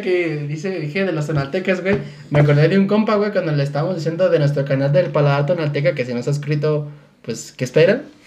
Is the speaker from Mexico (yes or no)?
yes; Mexico; como mexicano, maya